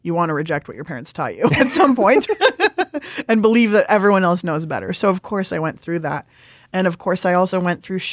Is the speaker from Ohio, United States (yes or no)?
no; California, United States; also born or lived in Italy; I am a Californian.